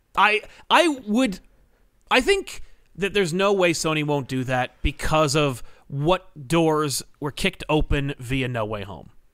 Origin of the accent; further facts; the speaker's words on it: New Jersey, United States; I'm from New Jersey